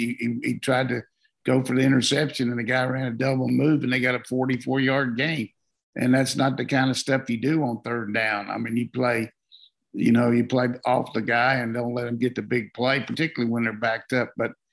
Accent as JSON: {"language": "English", "region": "South Carolina", "country": "United States", "tie": "born or raised there", "moved": "yes", "said": "I grew up in South Carolina for a little while. I was born there."}